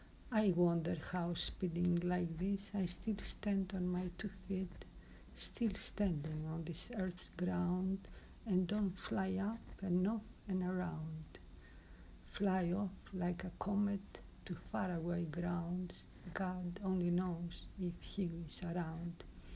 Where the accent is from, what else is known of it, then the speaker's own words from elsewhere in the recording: Greece; I am from Greece.